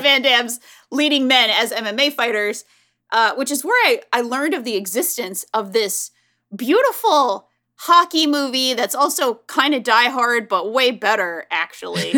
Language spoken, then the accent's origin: English; Northeast, United States; I'm from the Northeast